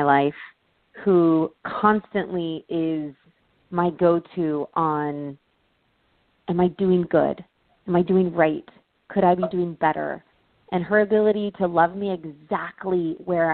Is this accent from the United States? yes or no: yes; Texas, United States; moved away as an adult; also born or lived in California; Growing up in America, growing up in Texas